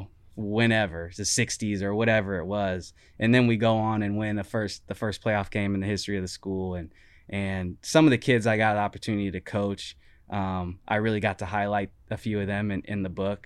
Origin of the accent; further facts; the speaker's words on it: Portland, Oregon, United States; also born or lived in Gresham, Oregon / Beaverton, Oregon; growing up in Gresham and Portland and Beaverton and all